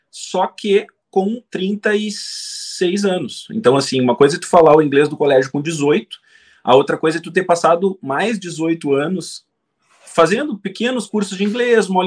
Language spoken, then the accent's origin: Portuguese; Brazil; Eu passei a vida inteira aqui no Brasil.